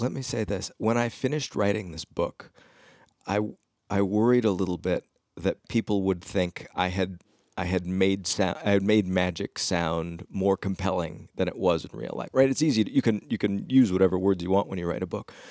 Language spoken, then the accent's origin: English; Ames, Iowa, United States; I grew up in Ames, Iowa